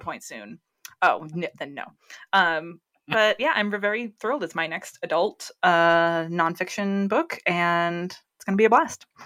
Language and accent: English; New England, United States; now in California, United States; I'm from New England, as everyone who listens to Shelbyville knows. And where I grew up, we only had candle pin bowling.